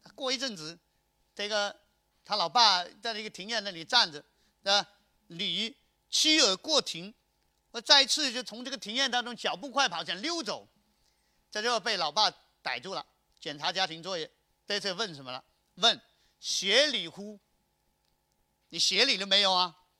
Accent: Chaozhou, Guangdong, China; 我们潮州人看到大白鹅， 我们想中午是把它卤

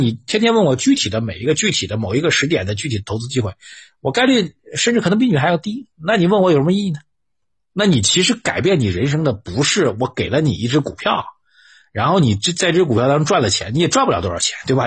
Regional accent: China; 我们中国人

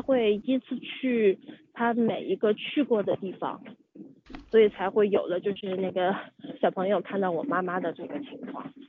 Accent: Yunnan, China; 我是云南人

